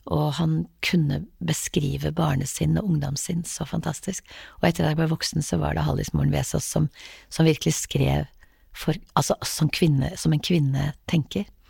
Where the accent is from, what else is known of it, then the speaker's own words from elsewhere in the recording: Haugesund, Rogaland, Norway; also born or lived in Lambertseter, Oslo; vi flyttet fra Lambertseter til Haugesund da jeg var ganske liten